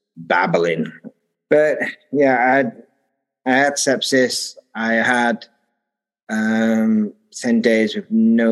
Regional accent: Sheffield, Yorkshire and the Humber, United Kingdom; moved away as an adult; also born or lived in Taiwan; now in Derby, United Kingdom; I grew up in Sheffield, which is a bit more north from where I am now.

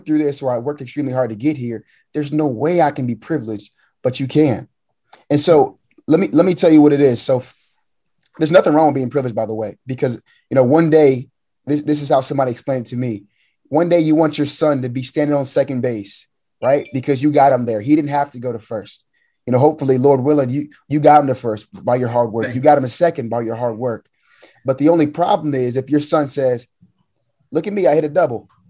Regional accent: United States; I was born in the States

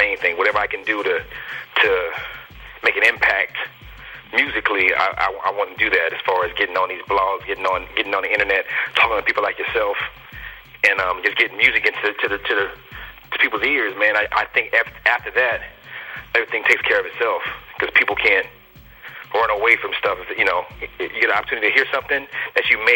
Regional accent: Alexandria, Virginia, United States; I'm from DMV. I'm from Northern Virginia, man, like Alexandria area, close to D.C.

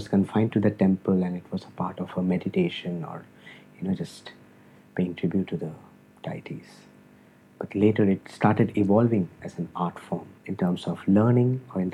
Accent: India

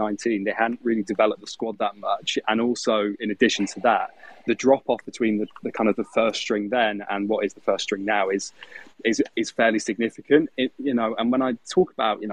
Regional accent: England, United Kingdom; I'm English a little bit

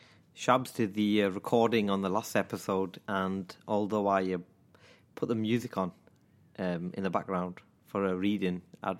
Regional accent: Manchester, North West England, United Kingdom; accent: Manchester; When I work, people say they can hear my Manchester accent a mile away.

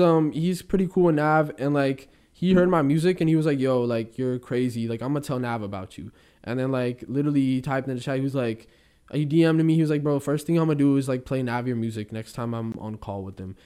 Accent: Bay Area, California, United States; I come from the Bay, and there's some rough parts in the Bay Area

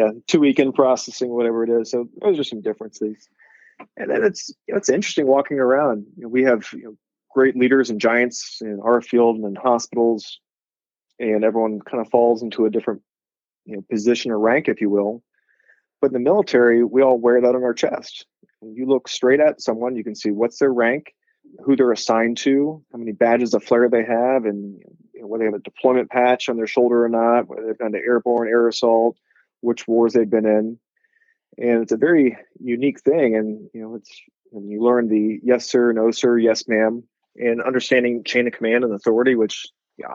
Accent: Columbus, Ohio, United States; moved away as an adult; also born or lived in Pacific Northwest; growing up in Columbus, going to undergrad in Ohio, going to med school in Ohio

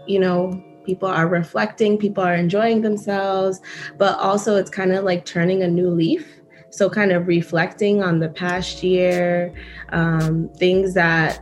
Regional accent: United States; also born or lived in Kenya / Botswana; and then the US up until now

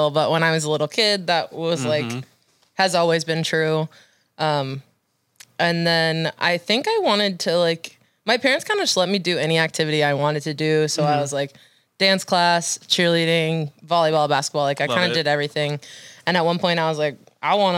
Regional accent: Waynesboro, Pennsylvania, United States; moved away as an adult; also born or lived in Auburn, Alabama; now in Nashville, United States; I left my hometown, which I grew up in pretty much my whole life

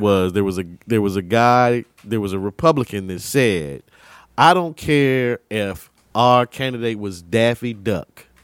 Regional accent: United States; we're American

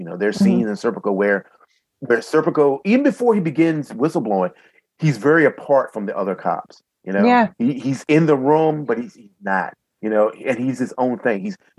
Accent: southeastern Virginia, United States; born or raised there

